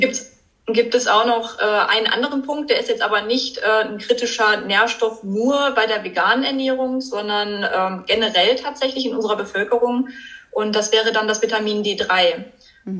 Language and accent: German; Germany; bei uns in Deutschland